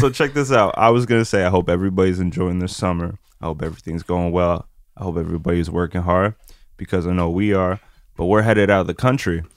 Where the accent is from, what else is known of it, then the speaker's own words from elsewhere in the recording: France; I was born in France